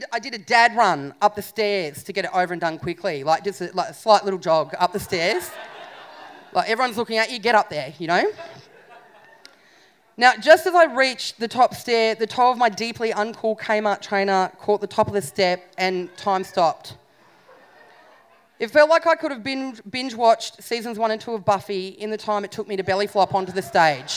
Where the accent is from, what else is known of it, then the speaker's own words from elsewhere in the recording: Canberra, Australian Capital Territory, Australia; I moved from St. Jude's Primary School in Canberra to a public high school